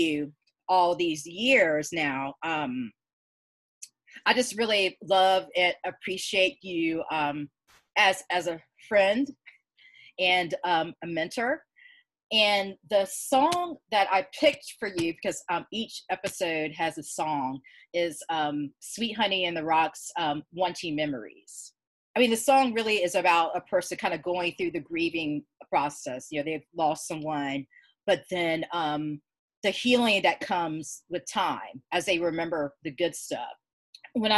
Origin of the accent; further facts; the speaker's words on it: Georgia, United States; Growing up in Georgia